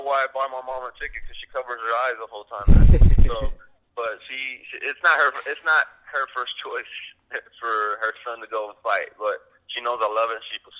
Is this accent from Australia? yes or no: no; Chicago, Illinois, United States; also born or lived in Las Vegas, United States; now in Oklahoma City, United States; I'm originally from Chicago, and then from Chicago I moved to Oklahoma. From Oklahoma I moved to Vegas. From Vegas moved back to Oklahoma. So I'm in Oklahoma City now.